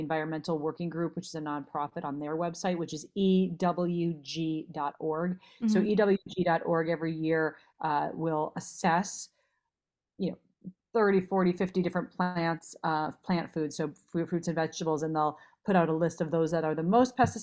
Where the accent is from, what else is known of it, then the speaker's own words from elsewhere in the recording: Minnesota, United States; moved away as an adult; also born or lived in Los Angeles; I grew up in Minnesota, so I ate a lot of red meat growing up